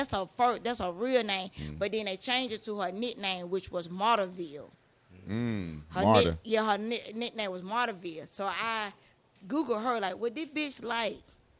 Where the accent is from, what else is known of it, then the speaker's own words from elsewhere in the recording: Atlanta, Georgia, United States; I'm from both sides. I'm from both sides. I'm born and raised in Atlanta.